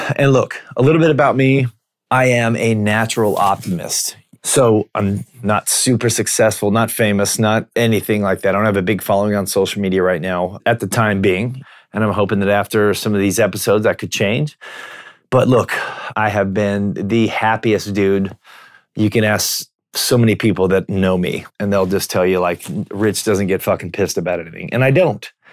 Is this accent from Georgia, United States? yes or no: no; Washington, United States; I'm from Washington State